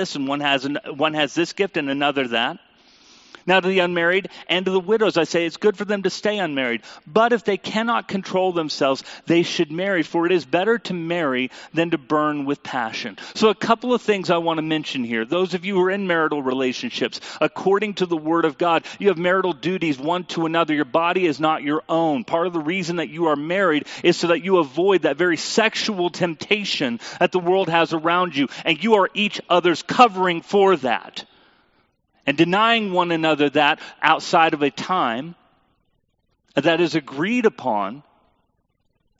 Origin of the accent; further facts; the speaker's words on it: United States; as a American Christian people